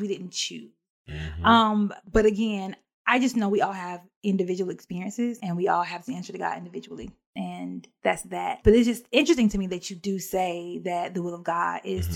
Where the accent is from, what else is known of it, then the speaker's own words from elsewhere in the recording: Alabama, United States; moved away as an adult; I moved away from Alabama and um, started my own adult life